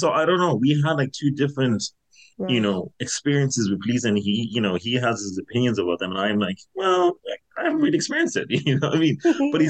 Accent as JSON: {"language": "English", "town": "Castleknock", "region": "County Dublin", "country": "Ireland", "tie": "born or raised there", "said": "So yeah, so I grew up in Castleknock, like, and like, I was supposed to go to private school here."}